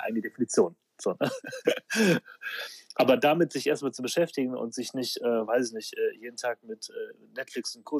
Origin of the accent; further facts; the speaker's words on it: Aachen, North Rhine-Westphalia, Germany; moved away as an adult; now in Düsseldorf, Germany; Ich bin eigentlich Aachener, aber seit, äh, seit wann bin ich in Düsseldorf? Ich glaube 2006